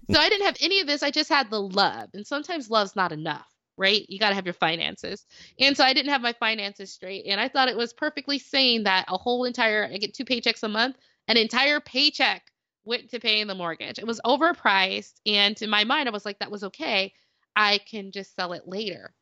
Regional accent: Las Vegas, Nevada, United States; moved away as an adult; also born or lived in Dayton, Ohio; I'm from Las Vegas

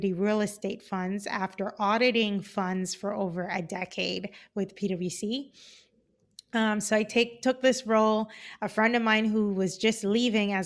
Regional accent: Cayman Islands; moved away; I am originally from the Cayman Islands. I grew up in Grand Cayman.

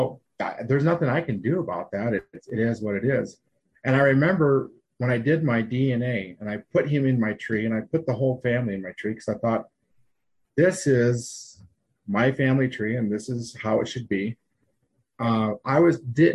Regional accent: Kimball, South Dakota, United States; I grew up in Kimball

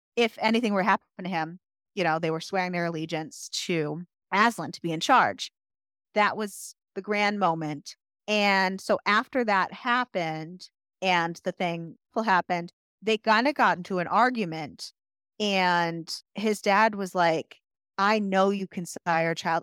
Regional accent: United States; as an American

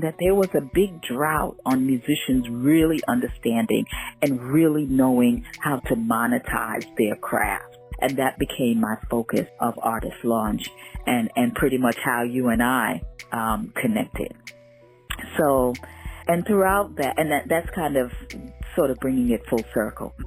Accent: New York City, New York, United States; also born or lived in Jamaica; family from Jamaica, spent early life in Jamaica, growing up in Brooklyn

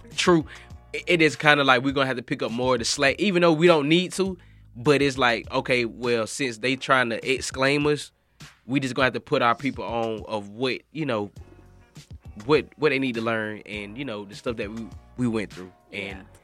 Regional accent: Macon, Georgia, United States; I'm from Macon, Georgia

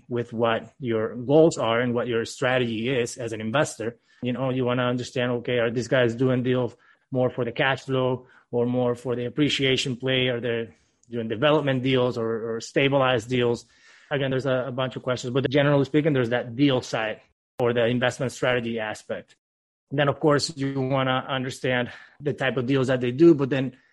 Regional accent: Venezuela; now in Miami, United States; Originally born and raised in Venezuela, moved to the U.S. in 2010

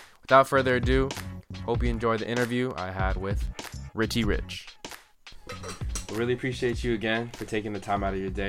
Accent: Santa Ana, California, United States; also born or lived in Orange, California / Sacramento, California; We moved from Santa Ana to Orange, and then I went to school in Sacramento for 2 years after community college. But those are the only places I live.

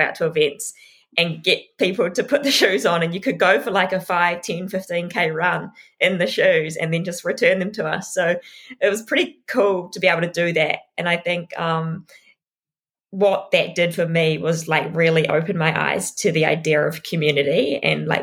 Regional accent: Tauranga, Bay of Plenty, New Zealand; I grew up in Tauranga. I lived in Tauranga till I was about 17.

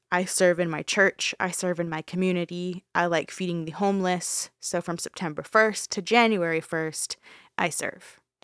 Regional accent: Canada; We're Canadian

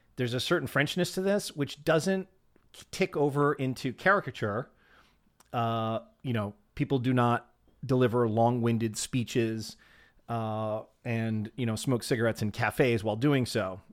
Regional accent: United States

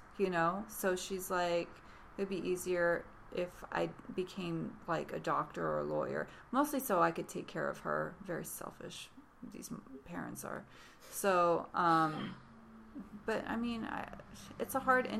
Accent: Bellevue, Washington, United States; I'm from Bellevue.

